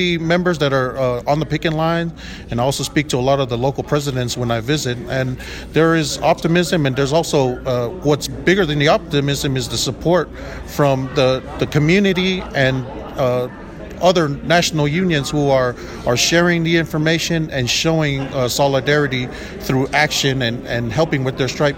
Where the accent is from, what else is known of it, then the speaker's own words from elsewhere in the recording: North Texas, United States; I'm from North Texas, and North Texas and the state of Texas can claim me for all that matters